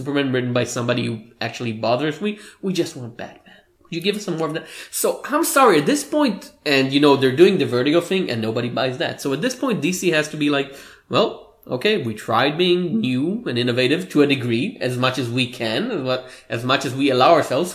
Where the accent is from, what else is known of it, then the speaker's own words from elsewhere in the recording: Israel; accent: Hebrew; English is a second language; My Hebrew accent, yes.